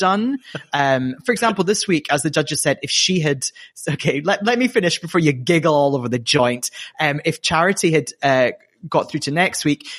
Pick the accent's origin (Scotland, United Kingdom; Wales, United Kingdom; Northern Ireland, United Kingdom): Scotland, United Kingdom; queen from my homeland